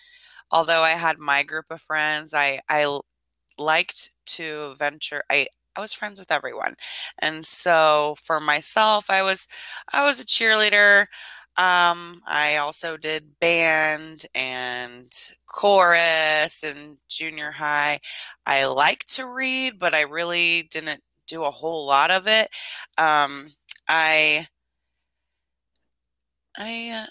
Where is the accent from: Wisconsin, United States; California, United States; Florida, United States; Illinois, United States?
Illinois, United States; Lincoln; also born or lived in Idaho; I was raised in a small town in Illinois, central Illinois. My hometown is Lincoln, Illinois